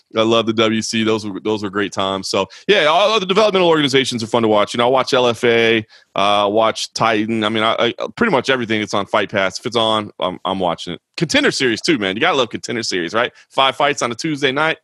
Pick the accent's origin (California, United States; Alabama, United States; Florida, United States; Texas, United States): Texas, United States; Dallas; I grew up in Dallas